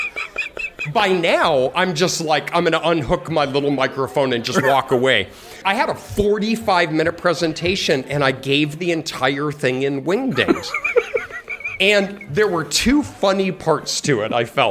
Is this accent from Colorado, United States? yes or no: yes; Colorado, United States; I'm from Colorado